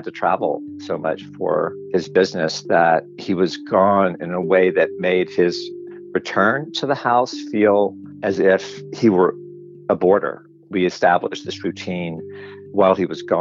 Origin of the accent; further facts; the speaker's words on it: Birmingham, Alabama, United States; I grew up in Birmingham, in suburbs of Birmingham, Homewood at first, and then Mountain Brook